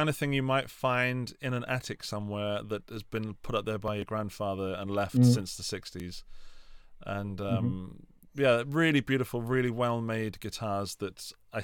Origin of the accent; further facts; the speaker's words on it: England, United Kingdom; now in Austria; as an Englishman